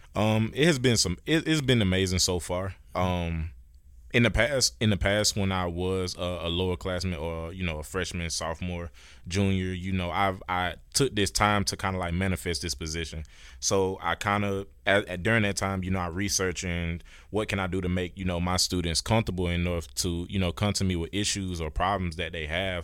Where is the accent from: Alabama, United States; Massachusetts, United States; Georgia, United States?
Georgia, United States; Warner Robins; I'm, I'm a Georgia native. I'm from Warner Robins, Georgia